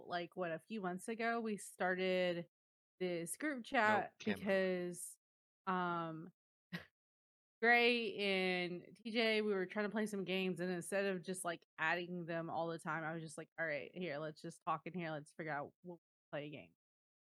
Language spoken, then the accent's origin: English; Oklahoma, United States; So I'm from Oklahoma, and I've been here my whole life